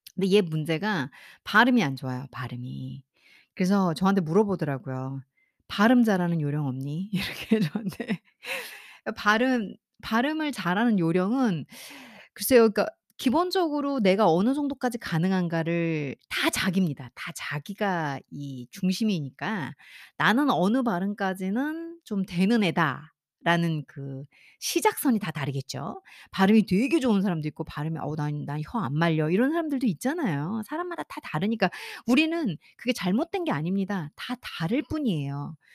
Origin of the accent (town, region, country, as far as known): South Korea; first language Korean